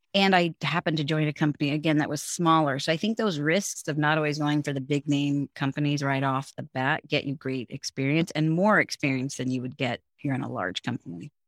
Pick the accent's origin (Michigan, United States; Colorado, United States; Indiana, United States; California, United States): California, United States; San Francisco; first language English; also born or lived in Finland / Hong Kong / England; I grew up in San Francisco. I'm fourth generation San Franciscan, so this is home